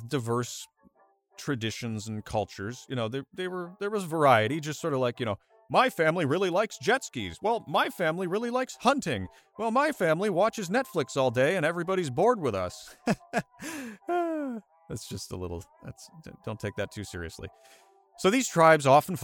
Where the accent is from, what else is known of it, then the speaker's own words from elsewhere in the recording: United States; I'm an American